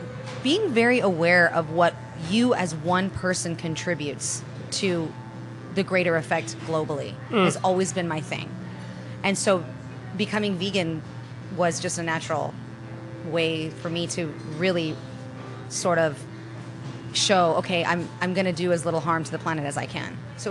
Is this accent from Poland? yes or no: no; United Kingdom; now in United States; Well, I was born in London. My parents met. My dad left Spain. My mom left Italy. They connected there. They got married. They had me. And I grew up between Europe and the United States as a child.